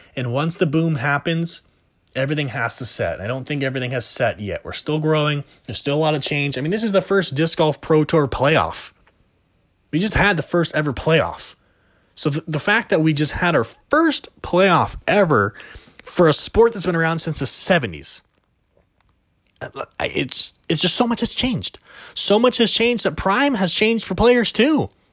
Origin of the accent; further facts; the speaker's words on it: California, United States; I'm from California, right next to De La Vega